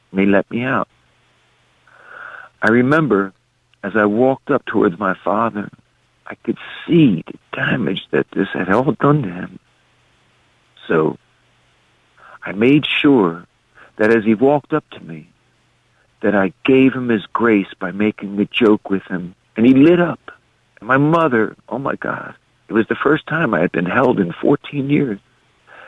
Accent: Philadelphia, Pennsylvania, United States; growing up in Southwest Philadelphia that was 86% white

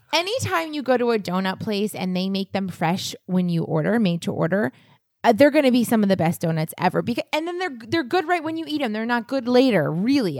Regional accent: New England, United States; I'm from New England

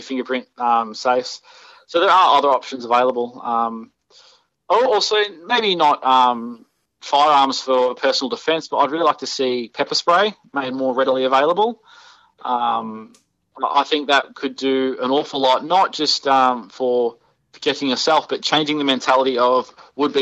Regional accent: Victoria, Australia; his electoral office is in my hometown, so he's just around the corner from where I live

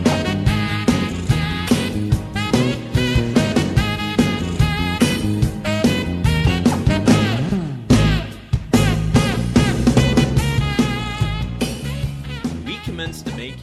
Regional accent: Michigan, United States; moved away; growing up in Michigan, I think Trader Joe's existed, but I wasn't aware of them until I came out here.

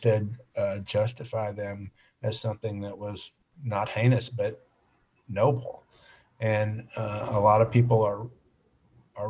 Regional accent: Birmingham, Alabama, United States; I was born just outside Birmingham and lived all over North Alabama, but for the most part, consider myself having grown up in Birmingham because that's where I went to high school.

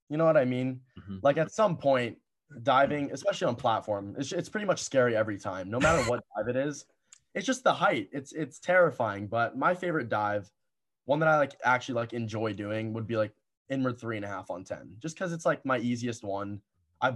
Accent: Cleveland, Ohio, United States; I started out in Cleveland, which is where my hometown is

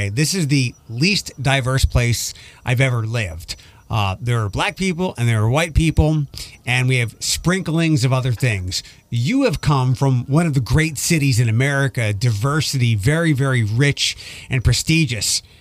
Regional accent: East Coast, United States; But I'm like coming from the East Coast where people won't look at you, and if they do look at you, they're usually giving you the middle finger

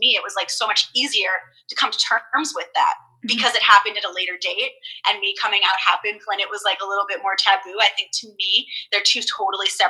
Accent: Vancouver, British Columbia, Canada; also born or lived in Port Coquitlam, British Columbia; I'm from Vancouver, but I lived in, like, a suburbia called Port Coquitlam

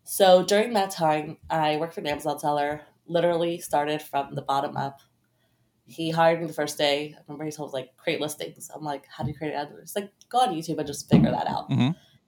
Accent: Brooklyn, New York, United States; Yep, in Brooklyn.

